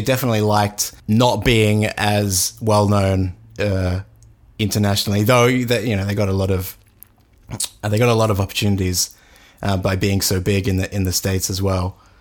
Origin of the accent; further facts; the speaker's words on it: Australia; growing up in Australia at the time when they were big